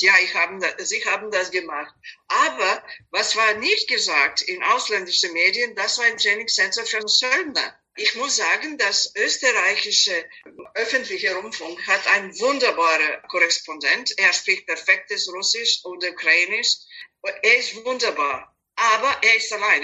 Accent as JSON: {"language": "German", "town": "Belgrade", "country": "Serbia", "also_born_or_lived": "United States / Mexico", "second_language": "German", "moved": "as an adult", "lives_now": "Vienna, Austria", "said": "Ich bin ursprünglich aus Belgrad, Serbien, aber als ich geboren war, es war Jugoslawien"}